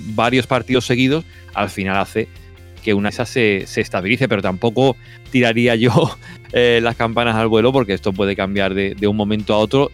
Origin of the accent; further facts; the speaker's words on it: Spain; moved away as an adult; now in Germany; yo estando aquí en Alemania y siendo español